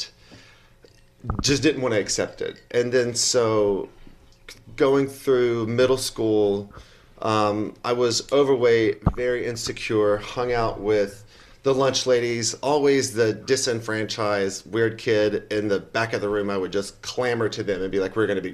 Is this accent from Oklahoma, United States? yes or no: no; Chickamauga, Georgia, United States; I'm from Chickamauga, Georgia, which if you don't know Chickamauga, Georgia, which is just underneath Chattanooga, Tennessee.